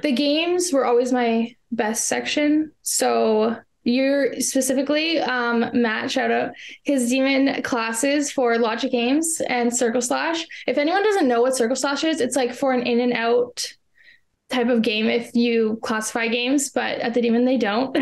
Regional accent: Canada; I am from Canada

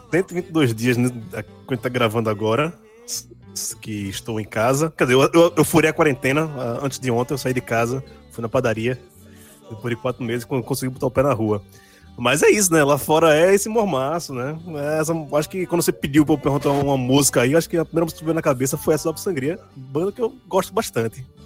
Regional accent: Candeias, Pernambuco, Brazil; also born or lived in Guarulhos; Fui morar em Candeias com três meses de idade. Ou seja, todo mundo acha que eu realmente sou pernambucano, nascido em Candeias, mas por um erro de tempo e espaço, acabei nascendo em Guarulhos

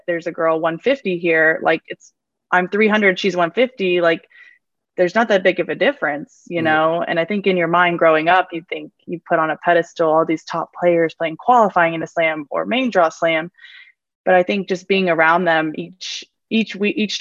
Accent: United States; I'm fully American

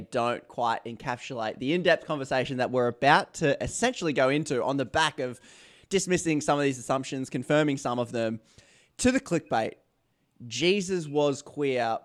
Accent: Australia; As an Australian

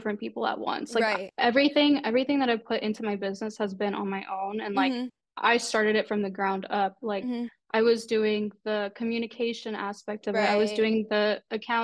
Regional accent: Texas, United States; I'm from Texas.

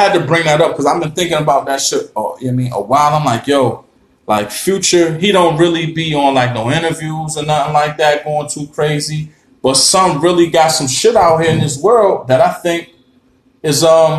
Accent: Harlem, New York, United States; Now, when I twist this hat towards the camera, you're going to see I'm from Harlem, but shout to the Bronx.

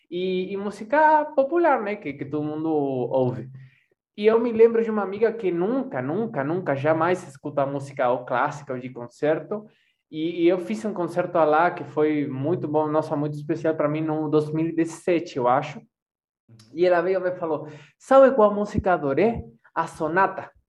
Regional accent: Montevideo, Uruguay; born there; Portuguese is a second language; also born or lived in Oberá, Argentina; eu, eu morei, eu nasci em Montevideo, mas me for, comecei minha formação musical em Oberá Misiones, norte da Argentina.

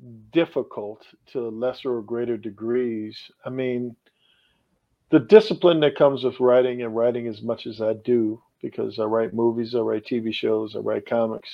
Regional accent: Annapolis, Maryland, United States; moved away; me growing up in Annapolis

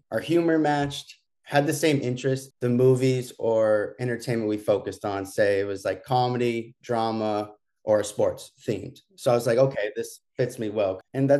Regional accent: Berkeley, California, United States; born there; I was born in Berkeley, California.

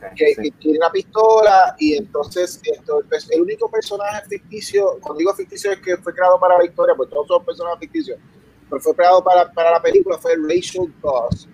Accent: Puerto Rico; yo soy de Puerto, vengo de Puerto Rico

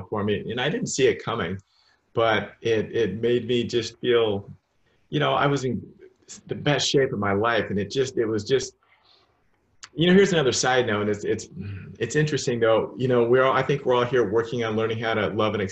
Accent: Salem, Oregon, United States; moved away; I'm from Salem, Oregon.

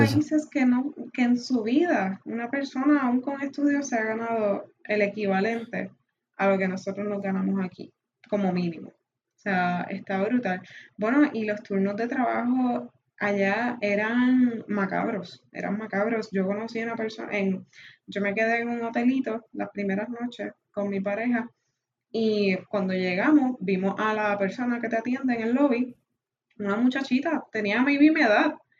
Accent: Puerto Rico; nacimos en Puerto Rico

